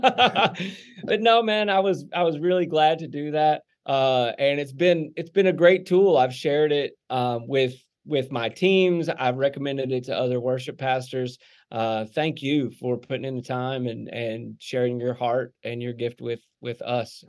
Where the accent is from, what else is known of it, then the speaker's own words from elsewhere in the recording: Texarkana, Arkansas, United States; now in Indiana, Pennsylvania, United States; I grew up in Arkansas